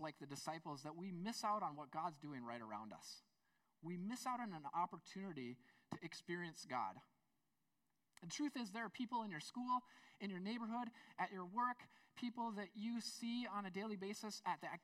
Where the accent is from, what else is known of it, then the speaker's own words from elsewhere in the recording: United States; I'm an American